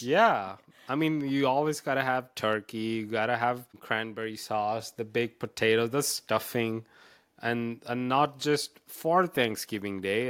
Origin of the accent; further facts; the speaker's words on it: India; moved away; I grew up in India.